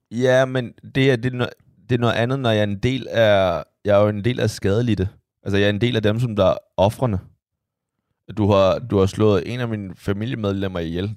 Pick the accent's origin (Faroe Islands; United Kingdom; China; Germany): China; now in Denmark; der hvor jeg kommer fra